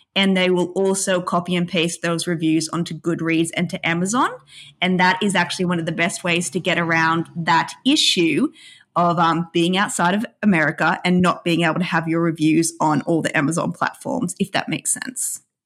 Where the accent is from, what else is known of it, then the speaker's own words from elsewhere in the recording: Australia; being Australian